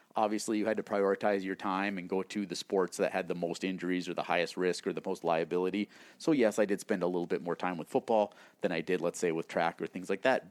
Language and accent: English; New England, North Dakota, United States; moved away; I grew up in small town North Dakota. Um, it's a town of about a thousand people, New England, North Dakota.